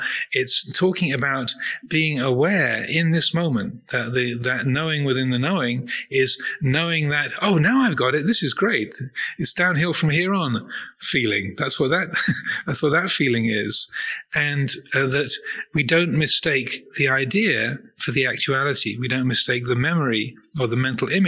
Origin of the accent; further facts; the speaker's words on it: United Kingdom; I'm a man, or I'm British, or I am 63 years old, or I'm a Buddhist monk